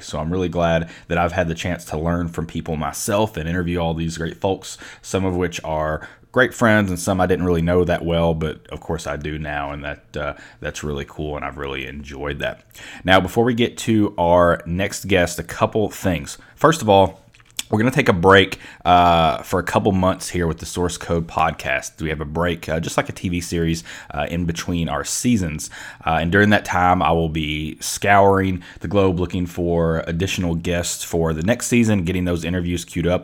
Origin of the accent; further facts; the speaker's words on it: Mayfield, Kentucky, United States; I grew up in a little town called Mayfield